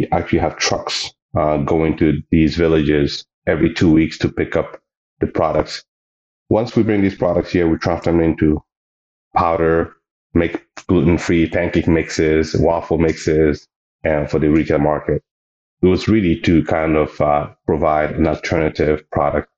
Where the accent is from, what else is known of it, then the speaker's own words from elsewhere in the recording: Mali; also born or lived in British Columbia, Canada; now in Canada; I currently reside in Canada, in British Columbia. I am originally from Mali